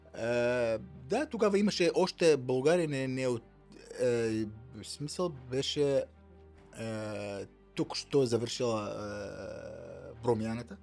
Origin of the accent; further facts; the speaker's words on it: southern Syria, Syria; Bulgarian is a second language; moved away as an adult; also born or lived in Damascus, Syria; now in Bulgaria; роден съм в Сирия, в Южна Сирия, е, 73-та завършил там и гимназия